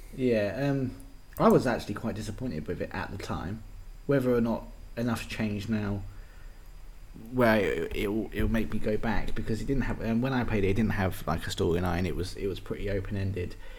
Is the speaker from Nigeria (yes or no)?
no; England, United Kingdom; being English people